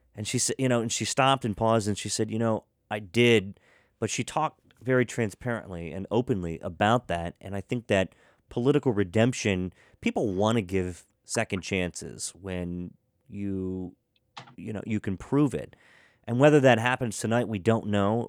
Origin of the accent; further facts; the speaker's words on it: Western Maryland, United States; growing up in Western Maryland